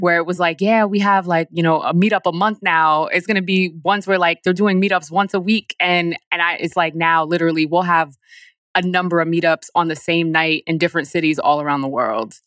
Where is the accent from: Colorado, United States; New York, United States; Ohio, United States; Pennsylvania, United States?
New York, United States; Poughkeepsie; moved away as an adult; also born or lived in Bronx, New York / Paris; now in Newark, United States; I grew up in Poughkeepsie